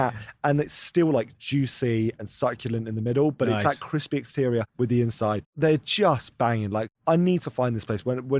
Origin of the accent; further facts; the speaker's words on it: Paralimni, Famagusta District, Cyprus; born there; So my family's from Cyprus. I was born in Cyprus and the town that I was born in, Paralimni.